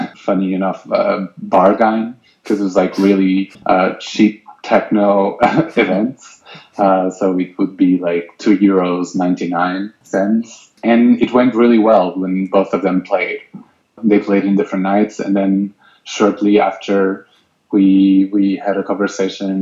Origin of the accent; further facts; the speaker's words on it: Loulé, Algarve, Portugal; now in Lisbon, Portugal; I'm from the south of Portugal, from the Lole, a small town